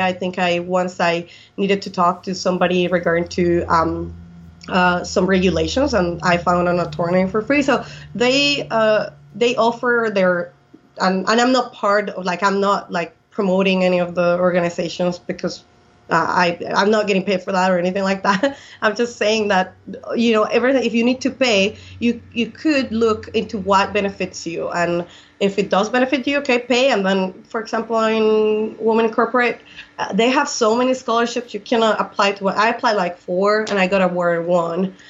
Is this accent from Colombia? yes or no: yes; Colombia; English is a second language; moved away as an adult; also born or lived in Seattle, Washington / Valle, Arizona; now in United States; I was born and raised in Colombia until the age of 23